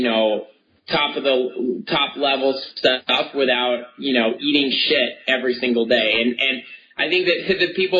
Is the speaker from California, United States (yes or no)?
no; Connecticut, United States; I grew up in Connecticut